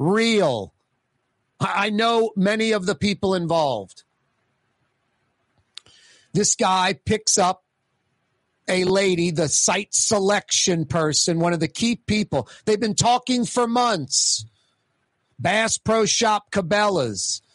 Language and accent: English; New Orleans, Louisiana, United States; I grew up right near New Orleans East, grew up going to Kenilworth Mall